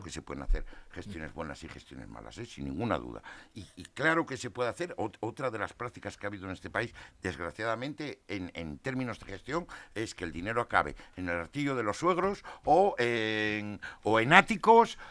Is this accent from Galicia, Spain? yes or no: no; Asturias, Spain; yo soy asturiano